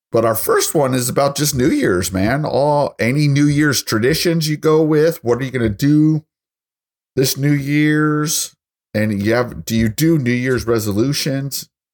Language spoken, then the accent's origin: English; Colorado Springs, Colorado, United States; now in Texas, United States; I'm from Colorado Springs